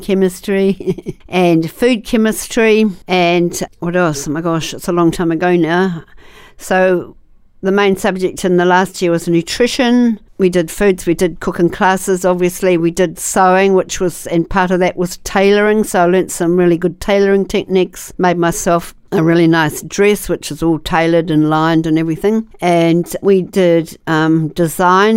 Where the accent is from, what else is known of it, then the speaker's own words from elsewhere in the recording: Wakefield, Tasman, New Zealand; I grew up near Wakefield. We had 5 acres of beautiful land with lots of beautiful old totara trees on the property